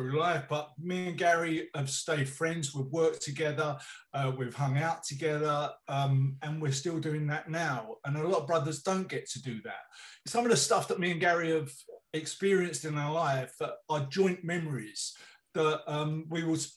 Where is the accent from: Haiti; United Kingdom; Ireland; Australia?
United Kingdom; London; when we grew up in Islington in Rotherfield Street